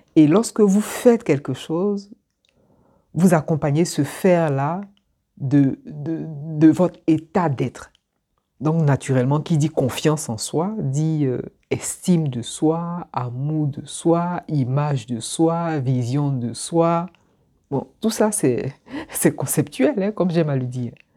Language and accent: French; Abidjan, Côte d’Ivoire; moved away as an adult; moi, je suis originaire d'Abidjan. Je suis partie d'Abidjan, j'avais 21 ans ou 19 ans